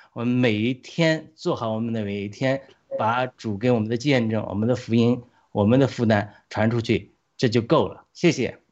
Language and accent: Chinese; China; 我们中国人还活在这个 元朝大清帝国的心态嘛